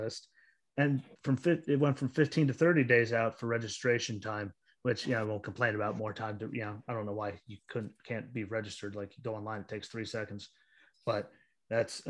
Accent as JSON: {"language": "English", "region": "Pennsylvania", "country": "United States", "tie": "born or raised there", "said": "my home state of Pennsylvania"}